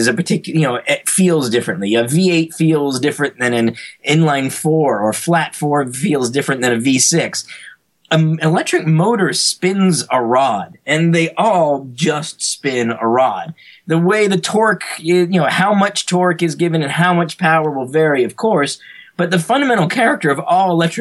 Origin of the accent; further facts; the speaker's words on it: Greensboro, North Carolina, United States; I grew up actually in North Carolina in a town called Greensboro